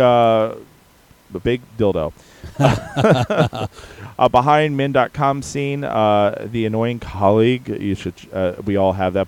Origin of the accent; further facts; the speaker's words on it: East Coast, United States; We're from the East Coast.